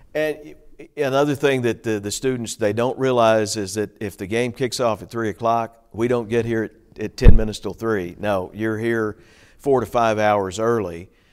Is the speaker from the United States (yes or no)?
yes; Hopkinsville, Kentucky, United States; moved away as an adult; also born or lived in Bowling Green, Kentucky / Cape Girardeau, Missouri / Nashville, Tennessee; now in Clarksville, United States; my hometown of Hopkinsville, Kentucky